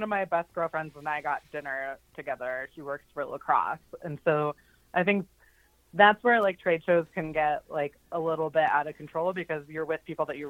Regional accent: Ohio, United States; also born or lived in Colorado; now in Butte, United States; So I live in Butte, Montana, my family is actually from Butte, but I didn't grow up here. I'm from Ohio and Colorado, really.

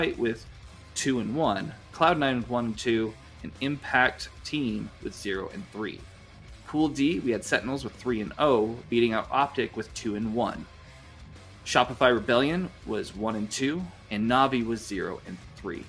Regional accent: Utah, United States; Utah, my home state

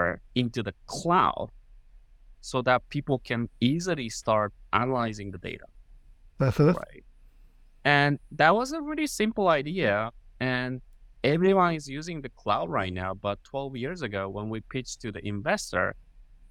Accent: Japan; English is a second language; moved away as an adult; now in United States; I was born in Japan. I go to University of Tokyo, which is in Japan

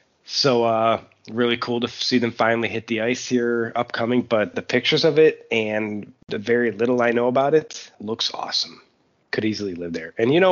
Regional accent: Buffalo, New York, United States; moved away as an adult; I was born and raised in Buffalo and went back.

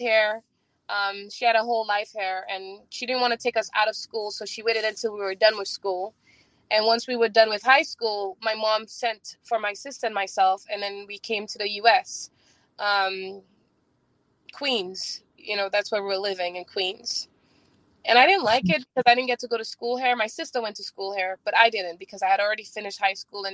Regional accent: St. Lucia; now in New York, United States; I'm from St. Lucia

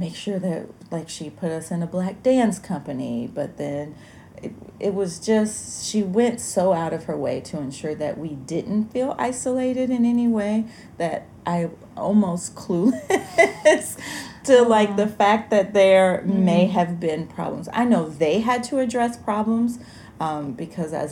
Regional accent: Alabama, United States; I grew up in Alabama

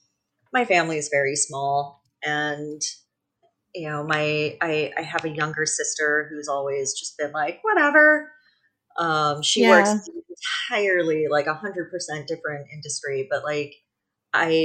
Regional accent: San Francisco Bay Area, California, United States; I grew up in the San Francisco Bay Area

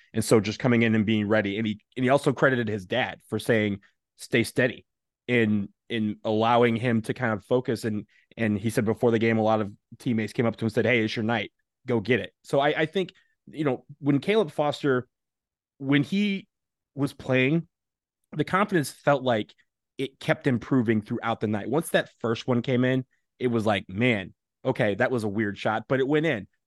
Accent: Michigan, United States; I'm from Michigan.

